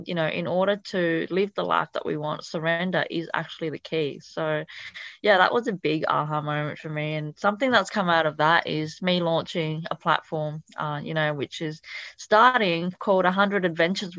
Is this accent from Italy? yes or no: yes; Italy; first language Italian; English is a second language; also born or lived in Thailand / Cambodia; now in Australia; my background is actually Cambodian, but I was born in a refugee camp in Thailand, and I actually grew up in Italy, so that was my first language